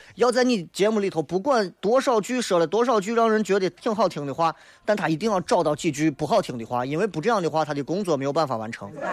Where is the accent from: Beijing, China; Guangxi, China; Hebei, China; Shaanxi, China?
Shaanxi, China; Xi'an; 作为一个西安人